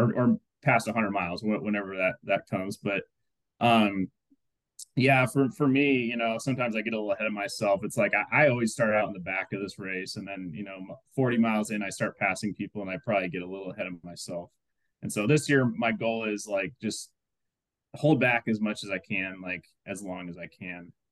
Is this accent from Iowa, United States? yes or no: yes; Iowa, United States; moved away; back to my hometown in Iowa